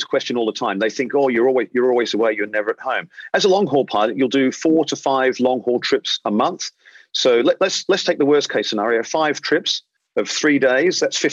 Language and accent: English; Australia; moved away as an adult; now in London, United Kingdom; being an Australian, if you haven't picked up my accent yet, being an Australian